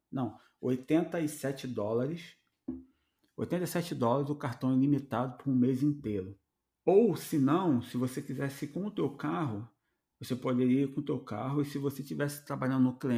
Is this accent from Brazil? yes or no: yes; Rio de Janeiro, Brazil; Vamos falar do Rio, né? Que a gente veio do Rio, está acostumado a ter o Rio Card em, é, entregue pela empresa para ele poder trabalhar, né?